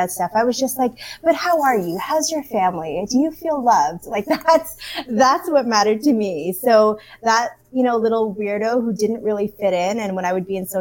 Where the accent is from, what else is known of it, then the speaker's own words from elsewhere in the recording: Canada; growing up in Canada, being a person of color, my background is Filipino. I was born in Canada